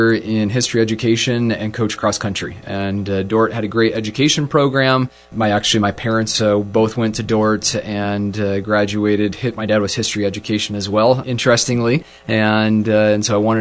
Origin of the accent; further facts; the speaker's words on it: Sheldon, Iowa, United States; I grew up in Sheldon, Iowa